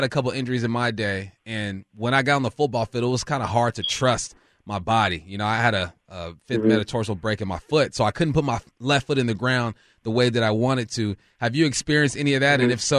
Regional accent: Culver City, California, United States; now in Seattle, United States; I'm from Culver City, just west of you.

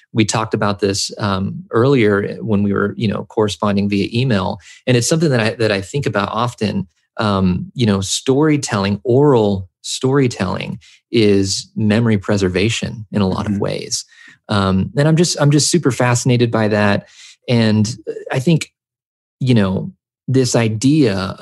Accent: rural Tennessee, United States; first language English; also born or lived in Southern California; I spent my formative years in rural Tennessee, when we moved over here from Southern California, I started to notice that most of my friends in this rural town where I grew up were white.

